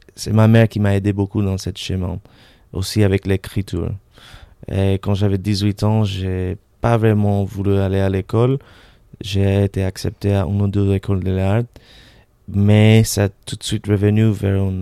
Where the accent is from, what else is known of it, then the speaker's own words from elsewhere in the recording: Caracas, Capital District, Venezuela; French is a second language; moved away as an adult; also born or lived in Montreal, Canada / London, United Kingdom / United States; now in Paris, France; je suis né à Montréal, d'un père polonais, une mère argentine. Et tout de suite, on a déménagé à Venezuela, à Caracas, où j'ai passé euh, euh toutes mes années scolaires jusqu'à 18 ans